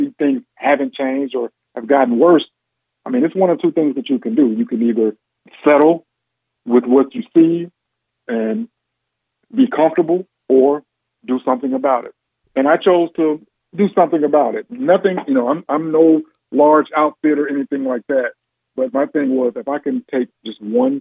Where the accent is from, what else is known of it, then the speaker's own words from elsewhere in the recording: Gary, Indiana, United States; also born or lived in West Lafayette, Indiana; Born and raised in Gary, Indiana.